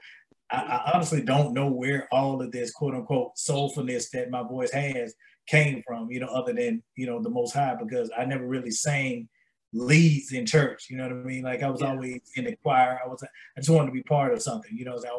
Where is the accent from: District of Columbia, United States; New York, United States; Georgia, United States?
Georgia, United States; Atlanta; We're both from Atlanta, GA.